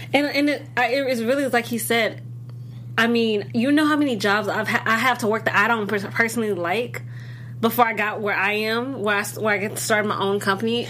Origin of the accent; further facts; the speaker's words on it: Illinois, United States; I'm from Illinois